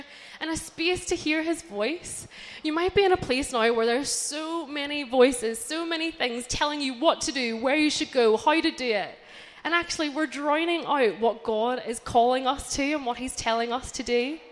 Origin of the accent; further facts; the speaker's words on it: Northern Ireland, United Kingdom; moved away as an adult; also born or lived in Brighton; I grew up in Northern Ireland my whole life, and then I moved to university in Brighton when I was 18 years old.